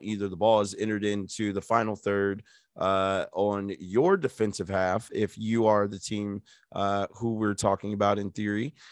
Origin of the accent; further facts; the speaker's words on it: United States; I'm just an American